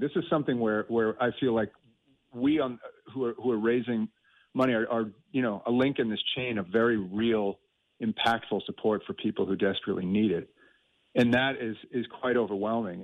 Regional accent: United States; now in Ireland; I'm from the states, and I've lived here for a long time

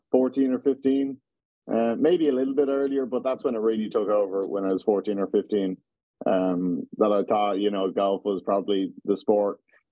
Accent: Dublin, Leinster, Ireland; Yeah, there was loads of sports. I mean, you had the Irish sports, Gaelic and hurling. That was the biggest one around there.

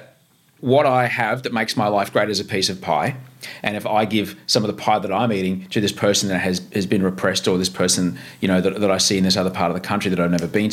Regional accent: Queensland, Australia; growing up in Queensland

